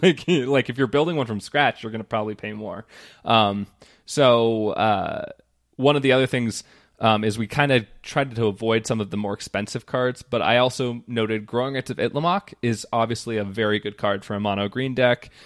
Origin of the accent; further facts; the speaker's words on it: New Mexico, United States; moved away; I'm, I'm from New Mexico.